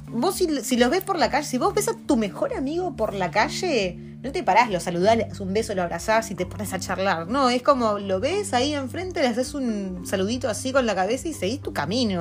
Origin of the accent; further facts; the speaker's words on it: Argentina; moved away as an adult; now in New Zealand; Nosotros venimos de Argentina